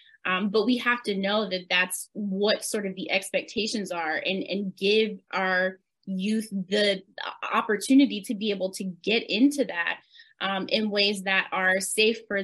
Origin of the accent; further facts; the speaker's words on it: the South, United States; as children growing up in the South, we spend a lot of time at church.